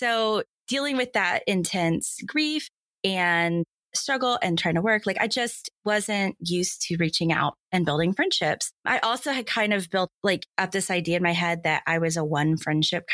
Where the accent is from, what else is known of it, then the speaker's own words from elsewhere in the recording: Dallas, Texas, United States; I'm from Dallas. I live in Dallas. I grew up in Dallas. So longtime Dallasite here